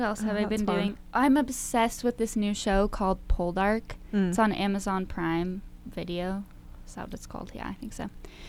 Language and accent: English; Nevada, United States; I'm from Nevada